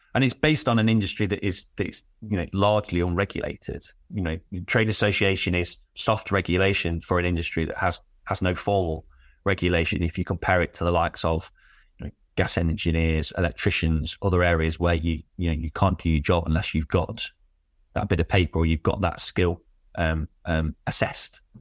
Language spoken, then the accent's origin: English; Derby, East Midlands, United Kingdom; I'm from Derby, so East Midlands